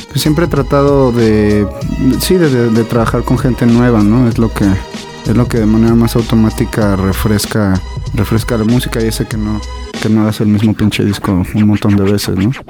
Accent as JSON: {"language": "Spanish", "country": "Mexico", "said": "los mexas sobre todo vivimos"}